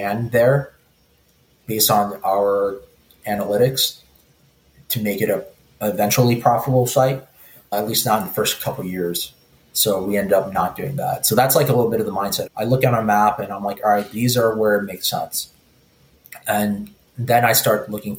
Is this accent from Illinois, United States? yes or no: no; New York City, New York, United States; where I grew up in Starrett City